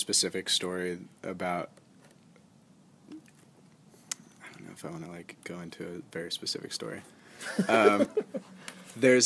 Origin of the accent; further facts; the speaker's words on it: Frostburg, Maryland, United States; I was born in Frostburg, Maryland, which is in the mountains of Maryland, like in the Appalachian Mountains.